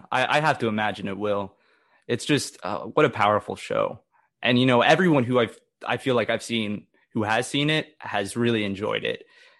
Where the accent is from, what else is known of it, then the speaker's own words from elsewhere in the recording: Oklahoma, United States; accent: Oklahoman; Pardon my Oklahoman accent coming in there.